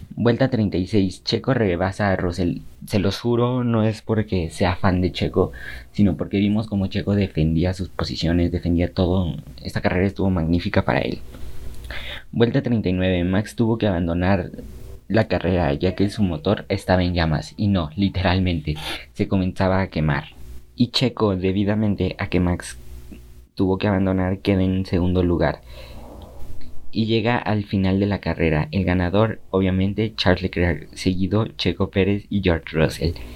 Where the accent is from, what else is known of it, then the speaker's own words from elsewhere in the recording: Mexico; para mí como mexicano